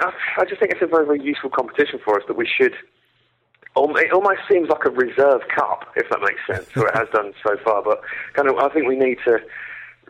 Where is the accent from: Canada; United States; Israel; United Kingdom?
United Kingdom; Essex, East of England; moved away; I'm from Essex originally